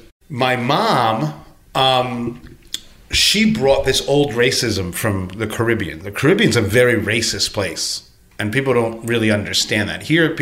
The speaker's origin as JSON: {"language": "English", "country": "United States", "tie": "born or raised there", "said": "I'm from Cuban descent, but I was raised here."}